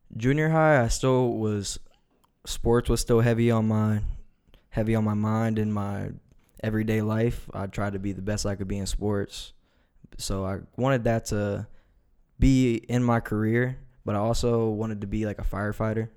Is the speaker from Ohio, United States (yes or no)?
yes; Reynoldsburg, Ohio, United States; I'm from Reynoldsburg, Ohio